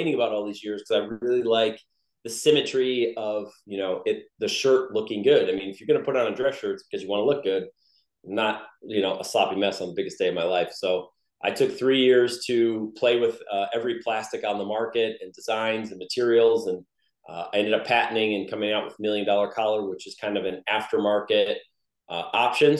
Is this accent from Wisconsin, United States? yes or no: yes; Wisconsin, United States; moved away as an adult; also born or lived in Los Angeles; We are south now. Yeah, we're originally from Wisconsin